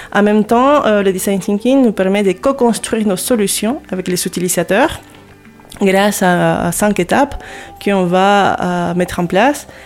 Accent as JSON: {"language": "French", "region": "Lima", "country": "Peru", "tie": "born or raised there", "also_born_or_lived": "Paris, France", "moved": "as an adult", "lives_now": "Hauts-de-France, France", "said": "Je suis née au Pérou, à Lima et euh, j'ai vécu là-bas euh, presque toute ma vie"}